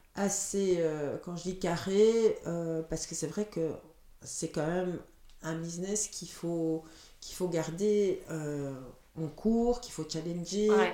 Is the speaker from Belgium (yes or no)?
yes; Leuven, Flanders, Belgium; first language Dutch; French is a second language; also born or lived in Chile; j'ai grandi à Leuven, donc ma, ma, première langue est le néerlandais